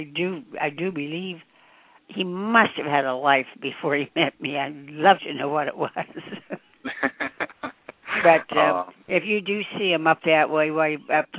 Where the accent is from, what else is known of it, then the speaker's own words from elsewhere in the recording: Taft, California, United States; I was born in Taft, California